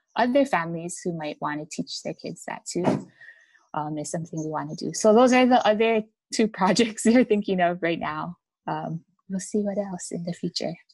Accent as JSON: {"language": "English", "region": "Hawaii", "country": "United States", "tie": "born or raised there", "said": "we're actually 100% Japanese so we so but we are always we born and raised in Hawaii"}